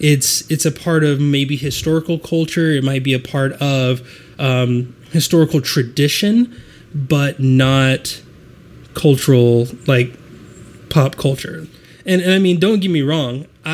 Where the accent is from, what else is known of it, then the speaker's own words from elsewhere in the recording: United States; I feel like I'm American.